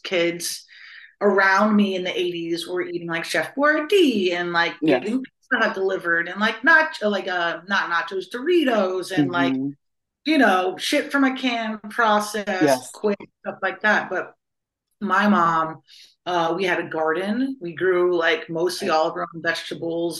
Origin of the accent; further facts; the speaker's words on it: Columbus, Ohio, United States; moved away as an adult; now in Los Angeles, United States; I was born and raised in Columbus, Ohio, and now I live in Los Angeles, California.